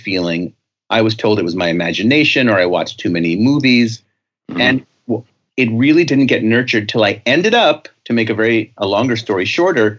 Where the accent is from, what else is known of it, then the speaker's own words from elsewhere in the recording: New York, United States; I was a very sensitive young boy growing up in the Bronx in New York.